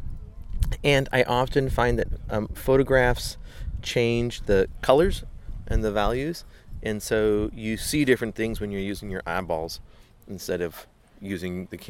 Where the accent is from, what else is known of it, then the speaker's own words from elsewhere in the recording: Vallejo, California, United States; I'm from Vallejo, California.